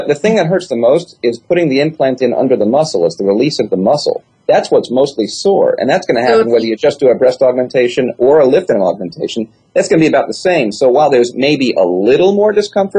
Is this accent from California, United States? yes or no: no; New York, United States; I'm from New York